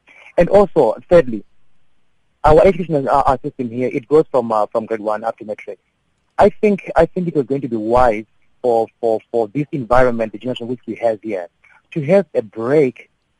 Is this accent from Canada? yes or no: no; Zimbabwe; Like I'm originally from Zim, and we have a level in education which is all level.